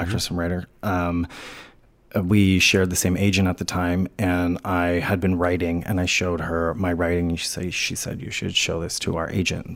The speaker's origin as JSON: {"language": "English", "town": "New Orleans", "region": "Louisiana", "country": "United States", "tie": "born or raised there", "moved": "yes", "said": "I grew up in New Orleans"}